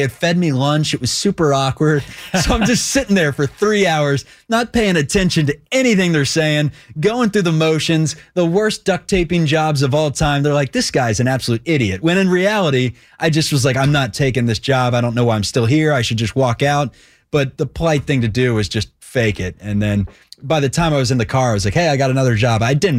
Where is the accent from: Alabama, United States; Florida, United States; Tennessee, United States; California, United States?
Alabama, United States; Dothan; I mean, I guess my hometown. I didn't live in, you know, the sexiest cities in the world. Dothan, Alabama, where it's so hot.